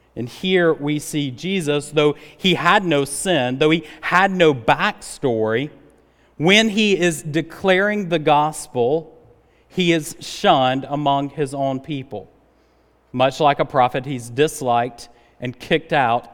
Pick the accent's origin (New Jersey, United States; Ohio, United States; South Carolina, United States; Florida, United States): South Carolina, United States; Rock Hill; moved away as an adult; now in Greenville, United States; I grew up in Rock Hill, uh, South Carolina